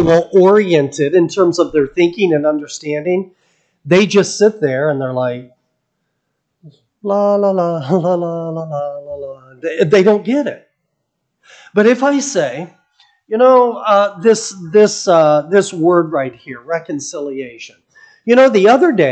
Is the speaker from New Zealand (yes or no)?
no; United States; as an American